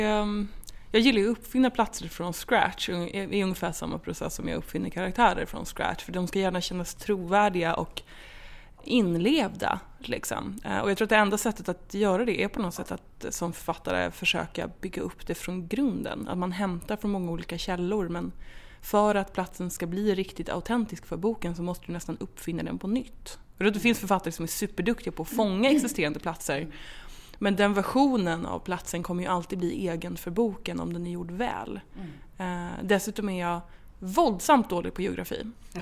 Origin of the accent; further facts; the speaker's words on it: Stockholm, Stockholm County, Sweden; Jag är uppvuxen, född och uppvuxen i Stockholm